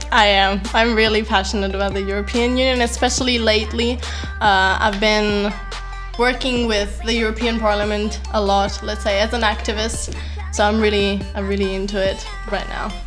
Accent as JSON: {"language": "English", "region": "Sicily", "country": "Italy", "moved": "yes", "lives_now": "Trento, Italy", "said": "when I first moved here, it was such a big change for me as well because I come from Sicily"}